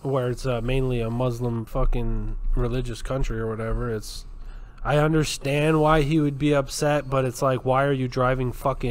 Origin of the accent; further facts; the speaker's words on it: Canada; I'm Canadian